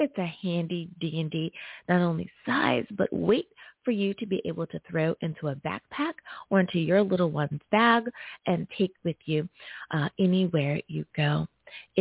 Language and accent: English; United States; my home country. Thank you, US